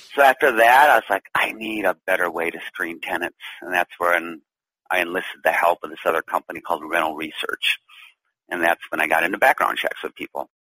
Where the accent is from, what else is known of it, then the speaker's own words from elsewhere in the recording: Duluth, Minnesota, United States; moved away as an adult; also born or lived in San Francisco; back to my hometown here in Duluth, Minnesota.